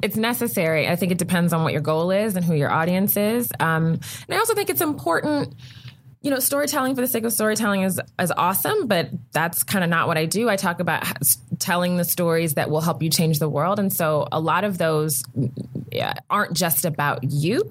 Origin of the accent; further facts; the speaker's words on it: Prince George's County, Maryland, United States; I grew up right outside of Washington D.C. in Prince George's County, Maryland